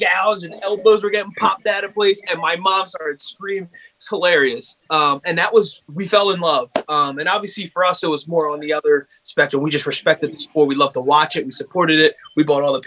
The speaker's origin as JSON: {"language": "English", "town": "Bristol", "country": "United States", "tie": "born or raised there", "said": "we grew up in Bristol"}